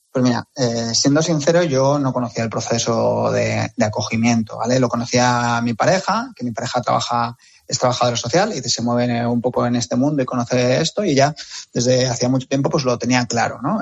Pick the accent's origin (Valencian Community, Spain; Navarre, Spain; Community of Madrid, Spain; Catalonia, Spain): Community of Madrid, Spain; Madrid; que soy de Madrid, por la Comunidad de Madrid